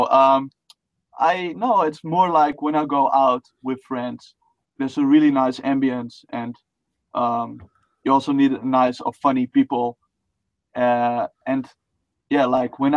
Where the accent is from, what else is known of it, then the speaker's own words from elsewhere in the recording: Netherlands; first language Dutch; English is a second language; I'm Dutch. That's my native tongue